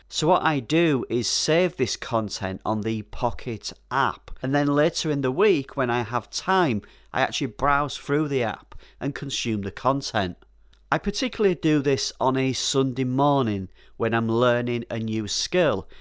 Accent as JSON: {"language": "English", "region": "Yorkshire and the Humber", "country": "United Kingdom", "said": "Being a Yorkshire man, I'm a little careful with my money"}